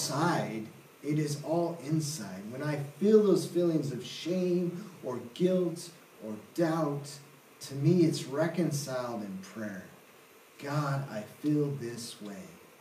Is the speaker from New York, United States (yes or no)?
no; Seattle, Washington, United States; moved away as an adult; also born or lived in Southern Oregon / India; I'm originally from Seattle area, city slicker